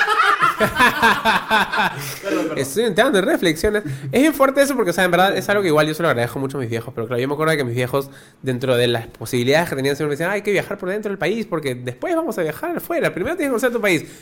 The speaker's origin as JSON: {"language": "Spanish", "region": "Lima", "country": "Peru", "tie": "born or raised there", "said": "somos tres homosexuales de Lima"}